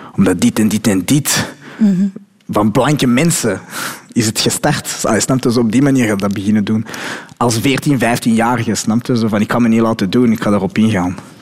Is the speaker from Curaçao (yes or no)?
no; Belgium; also born or lived in Morocco (ancestry); ik ben gewoon een Belg zoals iedereen.